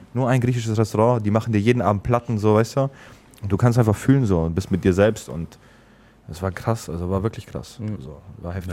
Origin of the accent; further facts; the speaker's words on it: Germany; ich bin ja selber Deutscher